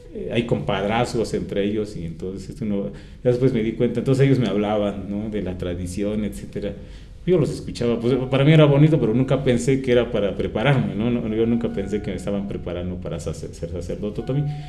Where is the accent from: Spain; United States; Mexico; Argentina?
Mexico; Toluca, State of Mexico; soy de San Pablo Autopan, Toluca, Estado de México